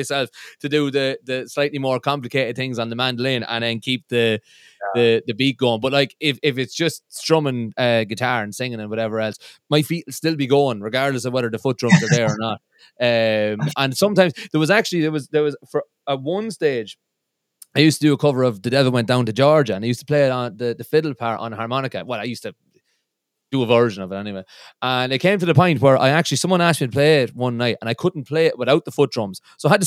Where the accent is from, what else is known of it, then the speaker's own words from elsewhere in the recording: Midlands, Ireland; I'm from the Midlands in Ireland, and if there's an A in anything, we put about 7 A's after that initial